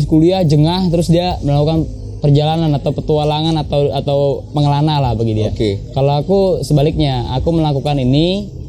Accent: Jakarta, Indonesia; Kalau asli saya lahir besar dan domisili saya di Jakarta. Jakarta. Jadi rumah saya di Ciracas, Jakarta Timur.

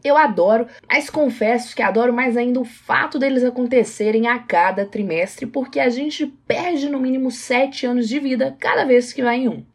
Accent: Brazil; sendo brasileira há 24 anos

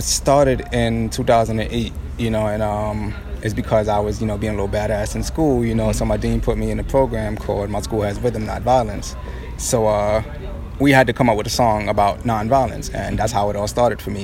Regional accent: New York, United States; also born or lived in Brooklyn / Far Rockaway, Queens; I'm 27 years old right now, man. Born and raised in New York

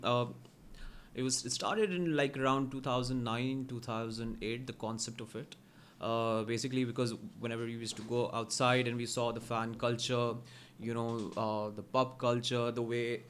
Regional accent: Pakistan; I'm a Pakistani and okay, I work for Liverpool

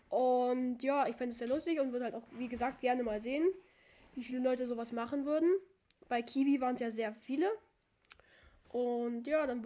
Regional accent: Turkey; Und ich komme aus der Türkei und ich spreche Englisch.

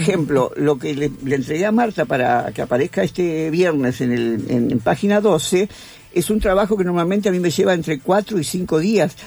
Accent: Argentina; yo soy argentina

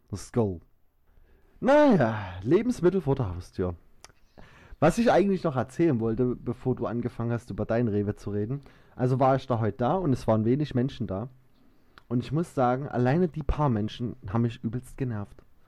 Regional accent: Saxony, Germany; accent: Saxon; ich liebe meinen Dialekt und ich bin stolz, Sachse zu sein

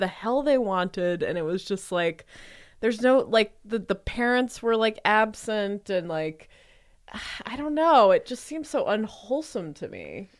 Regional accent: Austin, Texas, United States; I grew up in Austin, Texas, around a bunch of rich people

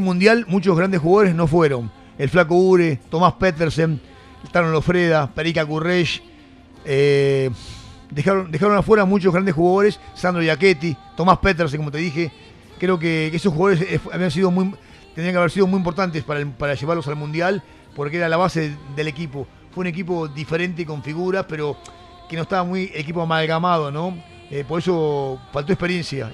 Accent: Argentina; me siento más que argentino, me siento totalmente argentino

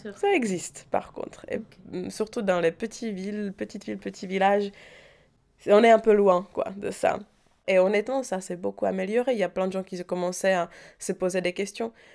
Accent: Prague, Czechia; French is a second language; moved away as an adult; now in Paris, France; j'ai grandi à Prague

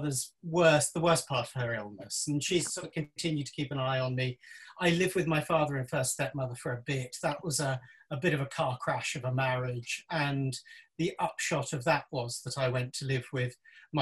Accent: Isle of Wight, South East England, United Kingdom; I was born on the Isle of Wight

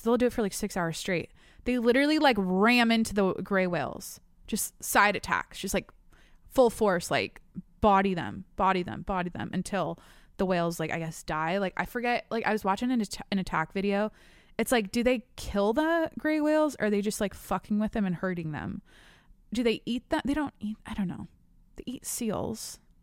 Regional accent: Washington, United States; now in San Diego, United States; I'm from Washington. I live in San Diego

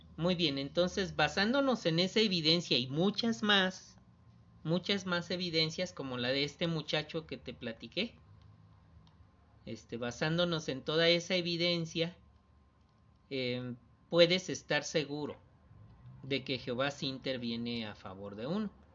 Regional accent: Isla, Veracruz, Mexico; Tenía como 5 años de ser publicador. Allá en Isla Veracruz

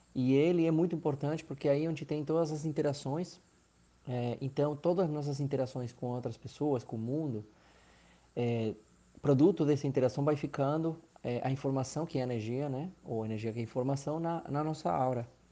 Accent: Argentina; Portuguese is a second language; moved away as an adult; also born or lived in Maceió, Brazil / Recife, Brazil; now in Brazil; Eu sou argentino, moro há 11 anos aqui no Brasil, no Nordeste

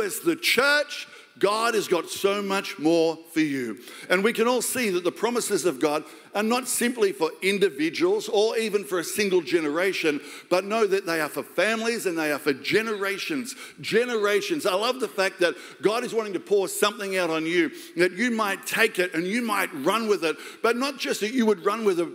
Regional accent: Australia; I'm just Australian

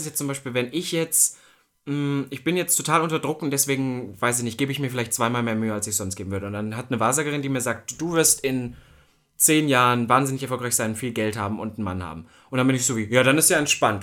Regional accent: East Germany, Germany; ich komme ja aus Ostdeutschland. Das war nicht immer einfach

